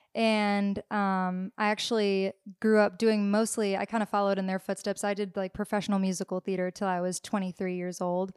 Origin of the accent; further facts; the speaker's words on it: Nashville, Tennessee, United States; growing up in Nashville